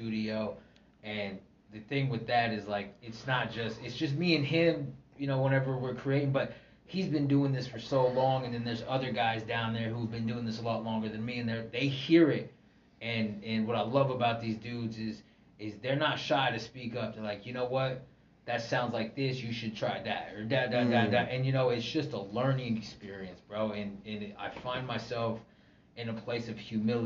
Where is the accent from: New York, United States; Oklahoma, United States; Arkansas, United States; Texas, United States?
Oklahoma, United States; I'm from Oklahoma